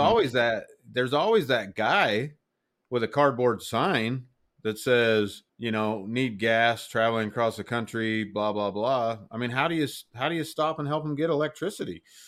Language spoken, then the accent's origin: English; Utah, United States; moved away; I'm from Utah